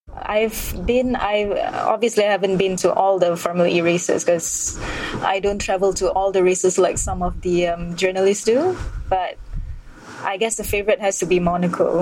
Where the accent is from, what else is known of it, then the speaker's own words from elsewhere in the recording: Malaysia; also born or lived in Kuala Lumpur; I'm, I'm Malaysian and I, I live in Kuala Lumpur